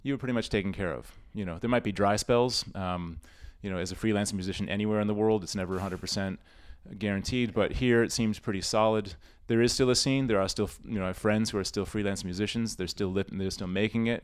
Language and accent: English; Rochester, New York, United States; moved away as an adult; also born or lived in Boston / Tokyo; now in Shanghai, China; I'm from Rochester, New York originally, grew up there